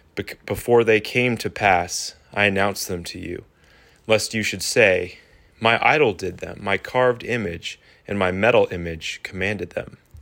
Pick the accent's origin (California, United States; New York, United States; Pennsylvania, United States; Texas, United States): Pennsylvania, United States; Pittsburgh; moved away; I was born in Pittsburgh and spent ten formative years in Yinzer County